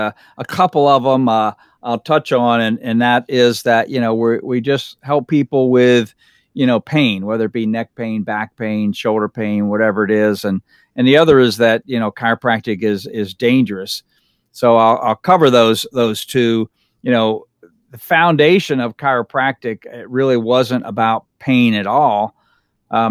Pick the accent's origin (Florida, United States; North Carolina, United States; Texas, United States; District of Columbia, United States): Florida, United States; Fort Myers; I grew up here in the Fort Myers area. I've been here, this is my 51st year in Lee County.